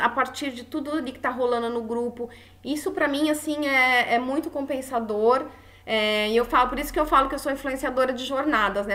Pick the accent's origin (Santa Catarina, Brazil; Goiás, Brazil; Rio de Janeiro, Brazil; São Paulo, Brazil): São Paulo, Brazil; now in Florianópolis, Brazil; Eu sou uma forasteira, sou de São Paulo, então eu cheguei aqui em Floripa